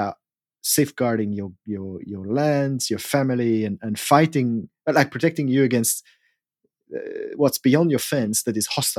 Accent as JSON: {"language": "English", "country": "Switzerland", "tie": "born or raised there", "moved": "yes", "said": "Because I grew up in Switzerland"}